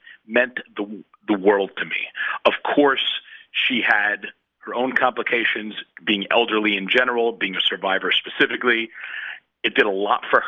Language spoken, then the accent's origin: English; Fair Lawn, New Jersey, United States; moved away as an adult; also born or lived in Israel; now in Tel Aviv, Israel; I grew up in Fair Lawn, New Jersey, grandson of Holocaust survivors. I made Aliyah about 10 and a half years ago.